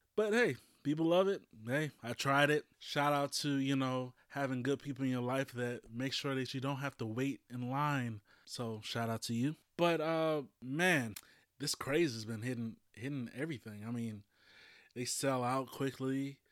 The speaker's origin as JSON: {"language": "English", "region": "Louisiana", "country": "United States", "said": "I'm from Louisiana"}